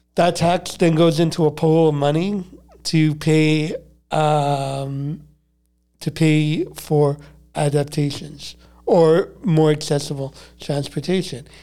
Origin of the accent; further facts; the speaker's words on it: Montreal, Quebec, Canada; growing up in Montreal. I'm a diehard Canadian